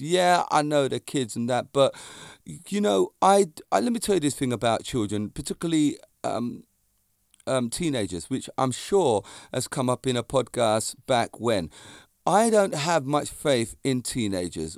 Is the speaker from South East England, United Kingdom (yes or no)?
yes; near Walton upon Thames, Surrey, South East England, United Kingdom; It's a place in Surrey, in my near my hometown